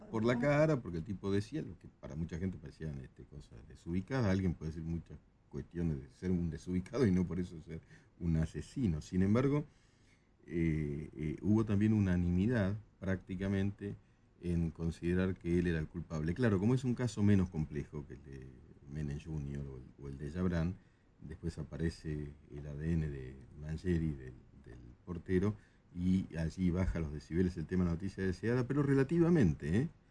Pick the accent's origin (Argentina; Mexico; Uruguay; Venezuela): Argentina; los argentinos este, íbamos a Brasil